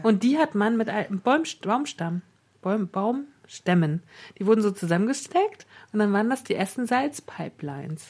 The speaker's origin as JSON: {"language": "German", "region": "Northern Germany", "country": "Germany", "said": "ich bin ja Norddeutsche"}